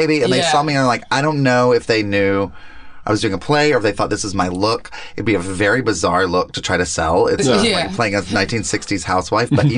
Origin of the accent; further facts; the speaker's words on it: the South, United States; moved away; Growing up in the South